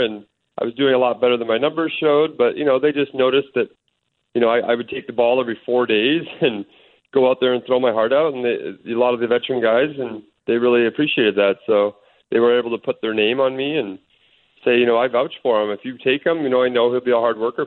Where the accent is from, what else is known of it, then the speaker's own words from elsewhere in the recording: Canada; also born or lived in Oklahoma State; being a Canadian, growing up watching them